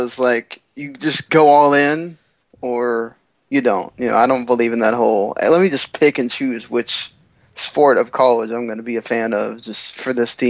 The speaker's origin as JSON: {"language": "English", "town": "Dallas", "region": "Texas", "country": "United States", "tie": "born or raised there", "also_born_or_lived": "Arkansas", "moved": "as an adult", "lives_now": "Miami, United States", "said": "I was born in Arkansas, so my college team is the Razorbacks, and then I lived in the Dallas-Fort Worth area before I moved to Miami about 4 years ago for like 20 years, so I'm Dallas everything."}